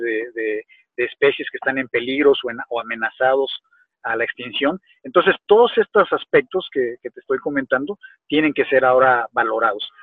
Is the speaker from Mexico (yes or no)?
yes; Mexico; México, en mi país